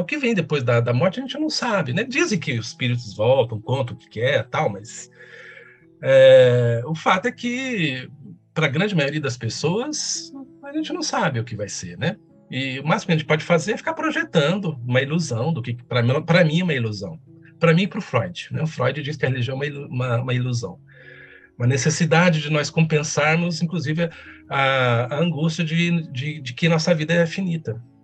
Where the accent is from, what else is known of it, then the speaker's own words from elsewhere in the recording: Campos Gerais, Minas Gerais, Brazil; na cidade onde eu nasci, aliás, tem que falar o nome dela, senão meus conterrâneos me matam, né? Campos Gerais